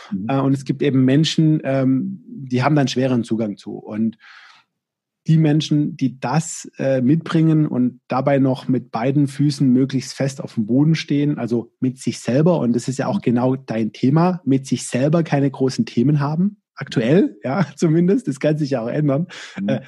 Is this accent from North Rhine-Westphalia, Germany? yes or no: no; Baden-Württemberg, Germany; Also ich komme aus dem Schwabenland, ne, und da ist da der erfolgreiche Unternehmer oder war in der Vergangenheit und ist in Teilen immer noch so, der, der viele Mitarbeiter hat und viel Umsatz.